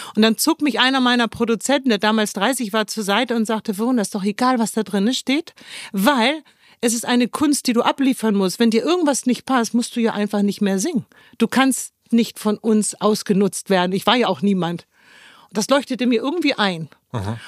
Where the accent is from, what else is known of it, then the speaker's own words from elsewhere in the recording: Hamburg, Germany; moved away as an adult; also born or lived in Cologne / Düsseldorf; ich bin übrigens Hamburgerin. Ich bin hier komplett aufgewachsen